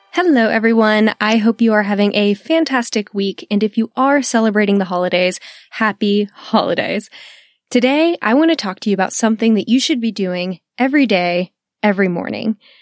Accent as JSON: {"language": "English", "region": "Texas", "country": "United States", "said": "I am a Texan woman"}